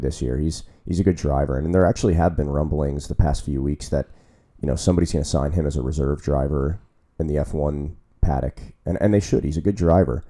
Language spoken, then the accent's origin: English; United States; as American fans